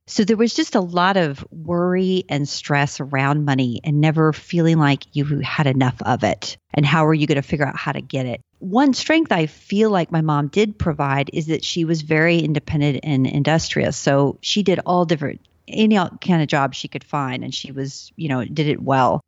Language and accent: English; Texas, United States; I grew up in Texas and, you know, my parents lived in the t-, city, San Antonio